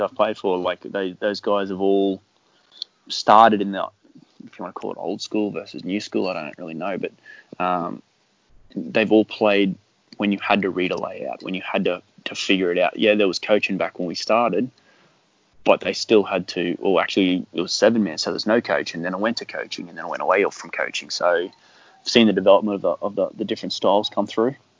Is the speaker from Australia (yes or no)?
yes; Brisbane, Queensland, Australia; I'm from Brizzy, so yeah, we were all from Brizzy